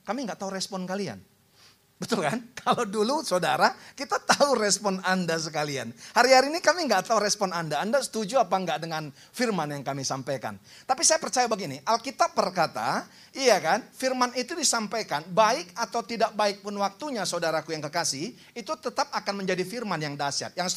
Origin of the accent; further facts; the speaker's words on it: North Sumatra, Indonesia; Karena kami orang Batak saudara namanya perlindungan saudara.